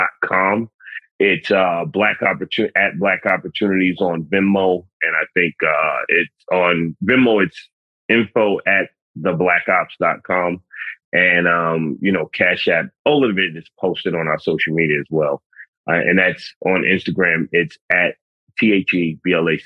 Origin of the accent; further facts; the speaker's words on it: New York City, New York, United States; I'm a city kid. I'm from the Bronx